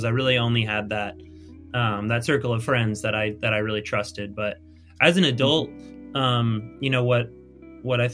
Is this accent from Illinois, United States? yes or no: yes; Chicago, Illinois, United States; moved away; also born or lived in Indianapolis; I was from Chicago area